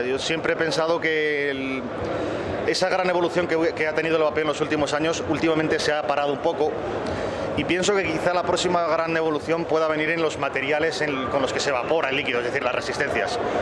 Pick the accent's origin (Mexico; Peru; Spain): Spain